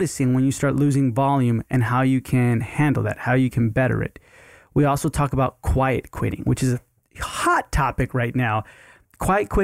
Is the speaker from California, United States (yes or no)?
no; Houston, Texas, United States; Houston is my hometown